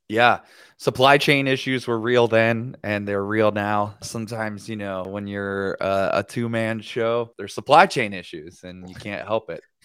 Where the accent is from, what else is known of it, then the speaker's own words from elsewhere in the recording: Cincinnati, Ohio, United States; I'm from Cincinnati, Ohio